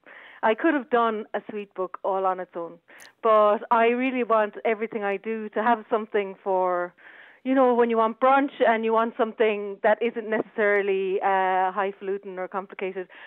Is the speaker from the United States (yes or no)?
no; Dungarvan, Munster, Ireland; moved away as an adult; also born or lived in Cork; now in London, United Kingdom; I'm from Dungarvan. Grew up just outside Dungarvan, surrounded by farms